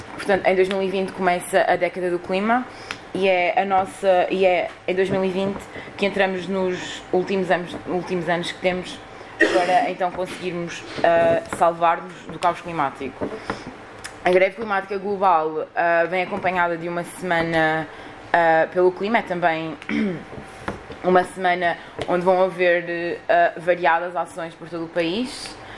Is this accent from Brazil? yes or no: no; Lisbon, Portugal; eu sou de Lisboa